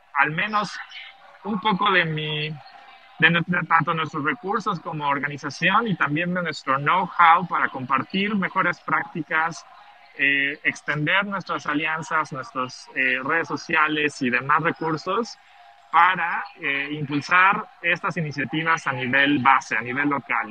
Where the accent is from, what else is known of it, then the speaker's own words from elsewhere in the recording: Mexico City, Mexico; moved away as an adult; now in Mérida, Mexico; desde hace siete años eh, vivo en Mérida, en Yucatán, eh, soy, soy de, Ciudad de México